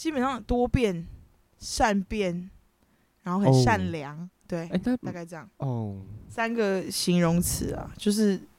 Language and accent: Chinese; United States; 我们就只是美国人呐，我们是美国人。